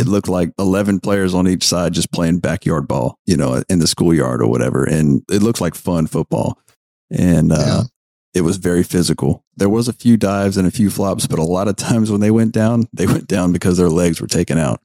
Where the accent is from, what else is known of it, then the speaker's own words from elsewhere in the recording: United States; I'm American